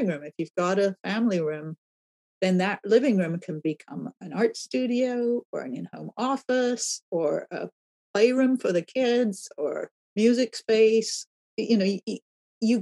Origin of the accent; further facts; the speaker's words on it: England, United Kingdom; moved away as an adult; now in California, United States; I grew up in England where at the time that I left in the 1970s